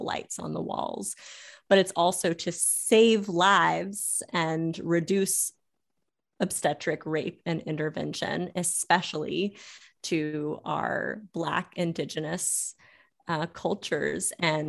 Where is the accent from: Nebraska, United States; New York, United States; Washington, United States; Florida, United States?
Florida, United States; also born or lived in Louisiana; But growing up in Florida and Louisiana and seeing midwifery change and adapt